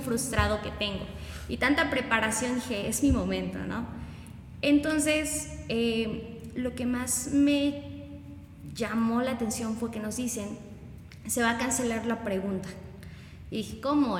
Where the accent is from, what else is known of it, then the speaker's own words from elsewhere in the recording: Chalchicomula de Sesma, Puebla, Mexico; yo soy de Chalchicomula de Sesma